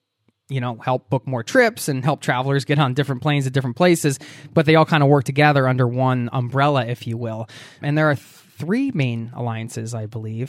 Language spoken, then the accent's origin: English; Pennsylvania, United States; you just settled into a new home in Pittsburgh, Pennsylvania, which is my home state.